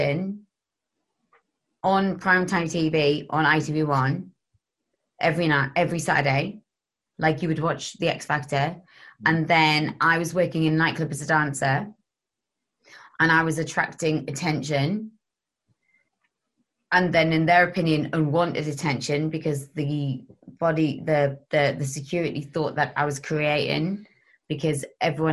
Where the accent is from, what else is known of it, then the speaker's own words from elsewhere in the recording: Gateshead, North East England, United Kingdom; I was from Council State in Gateshead.